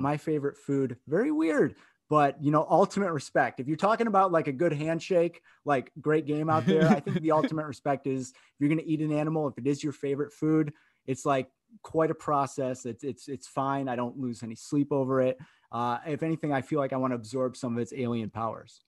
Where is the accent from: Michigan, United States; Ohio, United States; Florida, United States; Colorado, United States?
Michigan, United States; Grand Rapids; I grew up in Grand Rapids, Michigan